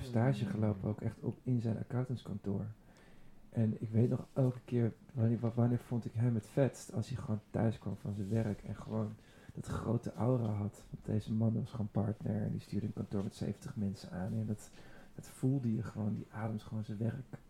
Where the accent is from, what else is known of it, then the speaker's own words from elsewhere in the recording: Hilversum, North Holland, Netherlands; ik ben opgegroeid in Hilversum